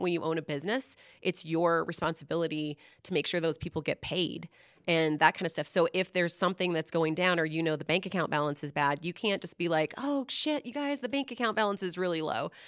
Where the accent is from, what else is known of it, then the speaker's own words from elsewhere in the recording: Seattle, Washington, United States; I grew up in the Seattle area